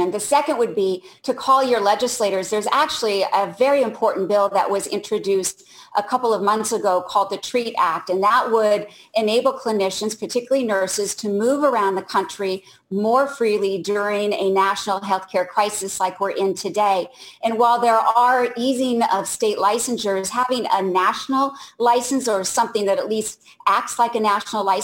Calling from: Orlando, Florida, United States; calling from Orlando.

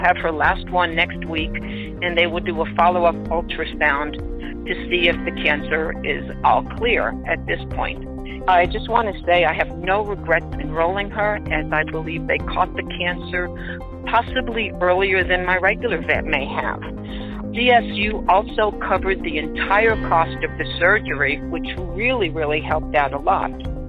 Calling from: Denver, Colorado, United States; I'm calling from Denver, Colorado.

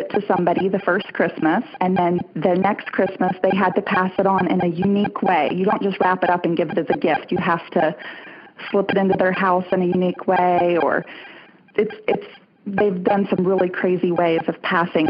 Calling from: Birmingham, Alabama, United States; I'm calling from Birmingham.

